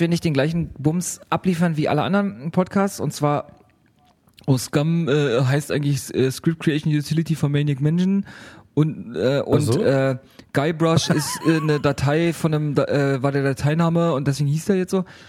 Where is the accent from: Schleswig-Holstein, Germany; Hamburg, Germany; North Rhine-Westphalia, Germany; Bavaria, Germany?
Hamburg, Germany; bei uns in Hamburg